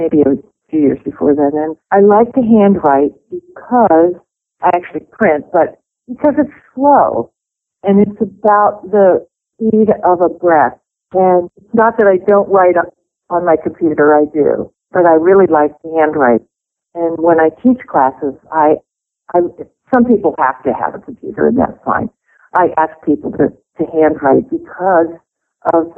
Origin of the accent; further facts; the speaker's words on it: Pennsylvania, United States; I grew up in Pennsylvania